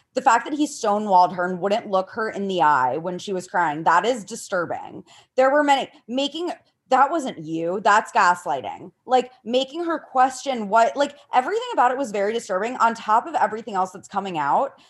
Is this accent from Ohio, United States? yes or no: yes; Ohio, United States; I'm from Ohio too.